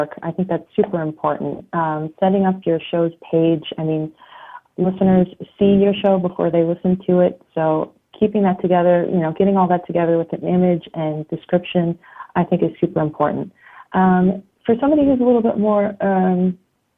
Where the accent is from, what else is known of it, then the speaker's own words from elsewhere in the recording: outside of New York, United States; moved away as an adult; also born or lived in Italy; now in Berlin, Germany; I grew up outside of New York